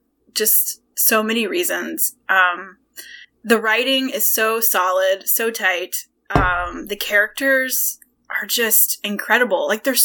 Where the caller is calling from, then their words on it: St. Louis, Missouri, United States; I am recording from St. Louis, Missouri.